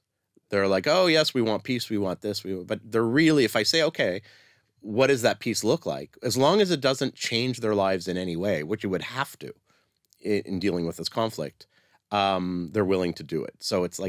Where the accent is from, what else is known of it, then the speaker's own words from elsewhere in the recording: Canada; I'm Canadian.